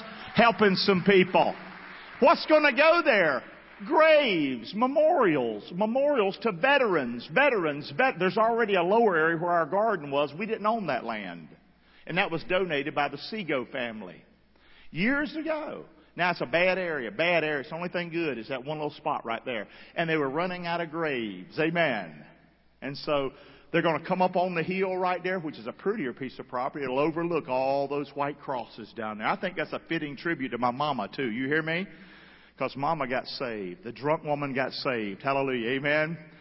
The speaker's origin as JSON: {"language": "English", "town": "Rockingham", "region": "North Carolina", "country": "United States", "tie": "born or raised there", "said": "That's the house I grew up in Rockingham, North Carolina"}